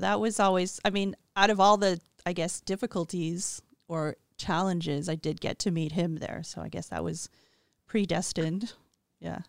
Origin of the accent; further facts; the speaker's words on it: Montreal, Quebec, Canada; growing up in Montreal was an ideal, safe childhood